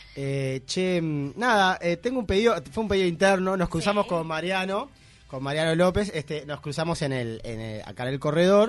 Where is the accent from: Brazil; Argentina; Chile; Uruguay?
Uruguay; I'm from Uruguay